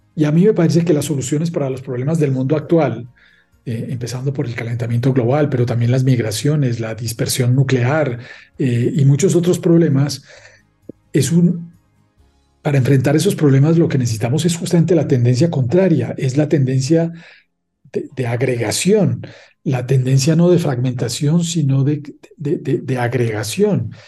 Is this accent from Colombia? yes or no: yes; Paisa region, Colombia; also born or lived in Leuven, Belgium; yo me siento más paisa que colombiano